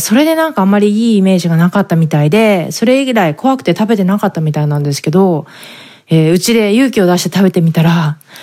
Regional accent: Japan; born or raised there; moved away as an adult; now in San Diego, United States

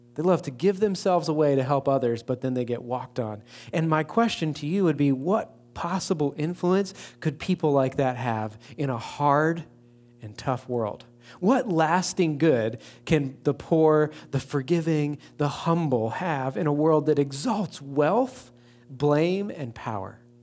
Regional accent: East Coast, United States; also born or lived in Baltimore / Saint Louis; now in West Lafayette, United States; Being from the East Coast originally

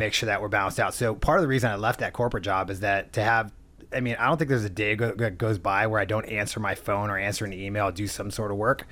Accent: San Diego, California, United States; now in Orange County, United States; born and raised in San Diego, moved up to Orange County

